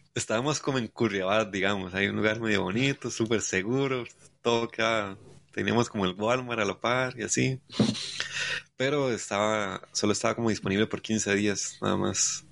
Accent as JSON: {"language": "Spanish", "country": "Costa Rica", "said": "Soy de Costa Rica"}